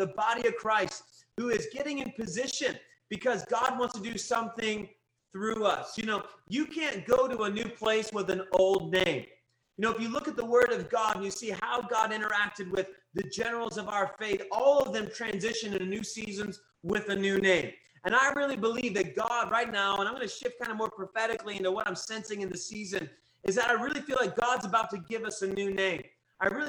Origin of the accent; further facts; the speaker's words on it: Kentucky, United States; I was raised in Kentucky